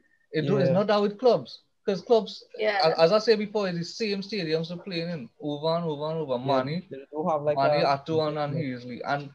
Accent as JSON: {"language": "English", "country": "Trinidad & Tobago", "said": "as a Trinidadian"}